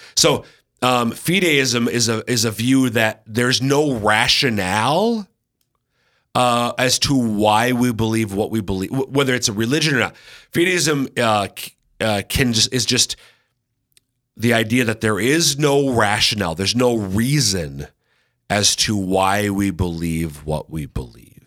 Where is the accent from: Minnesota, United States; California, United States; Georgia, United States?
Minnesota, United States; accent: Minnesota; my Minnesota accent